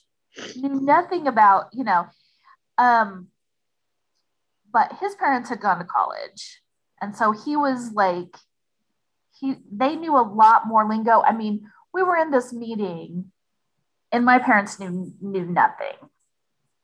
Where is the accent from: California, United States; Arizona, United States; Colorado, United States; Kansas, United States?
Kansas, United States; El Dorado; there is a community college in my hometown, and it is located on Haverhill Road. And so everybody in El Dorado called it Haverhill High